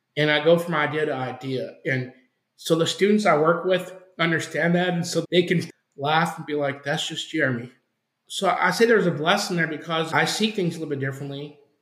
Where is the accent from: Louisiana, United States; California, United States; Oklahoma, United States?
Oklahoma, United States; now in Arizona, United States; I was born in Oklahoma and I grew up in a some people would say a religious household